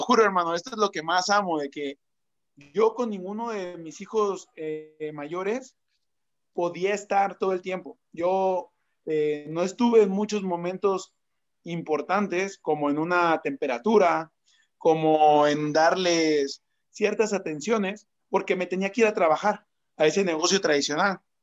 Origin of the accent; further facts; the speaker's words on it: Mexico; Soy marquetero, soy mexicano